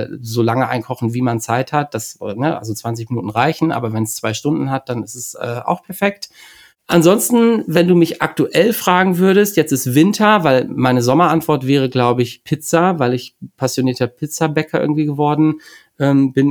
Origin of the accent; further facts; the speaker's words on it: Bremen, Germany; ich bin ähm, äh, in der Nähe von Bremen geboren und sitze jetzt auch wieder in Bremen